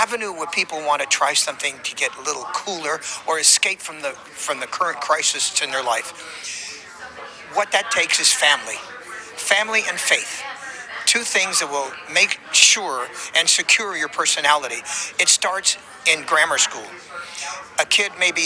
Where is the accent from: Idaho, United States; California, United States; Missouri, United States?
California, United States; also born or lived in Nevada; now in Nashville, United States; I'm originally from California, and I'm a farmer. raised on a sharecropper's farm there, spent 20 years in Nevada, and then moved on to Nashville, Tennessee